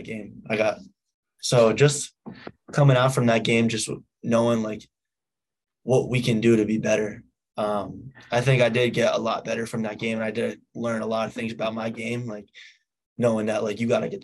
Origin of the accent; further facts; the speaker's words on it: Massachusetts, United States; also born or lived in New Hampshire; I lived in New Hampshire till I was 4, and then I moved to Massachusetts